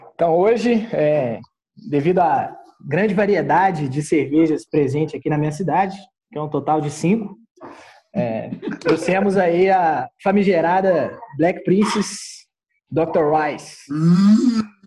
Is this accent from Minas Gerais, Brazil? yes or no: yes; Lagoa da Prata, Minas Gerais, Brazil; accent: mineiro; also born or lived in Belo Horizonte; eu sou de Lagoa da Prata, Minas Gerais. É, morei em BH por um tempo, mas voltei agora para o período de confinamento, voltei para minha cidade natal.